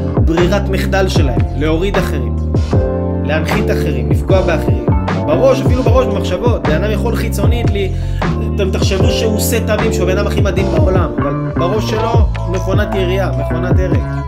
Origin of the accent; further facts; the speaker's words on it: Israel; אנחנו כיהודים וגם כישראלים